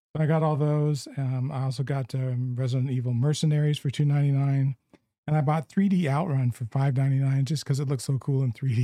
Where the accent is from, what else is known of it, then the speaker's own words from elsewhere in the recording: Southern California, United States; growing up in Southern California